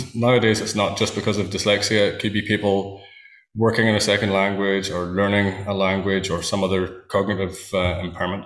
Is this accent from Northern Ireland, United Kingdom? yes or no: yes; Northern Ireland, United Kingdom; I live in Northern Ireland. I was brought up on a farm in a pretty rural part of the world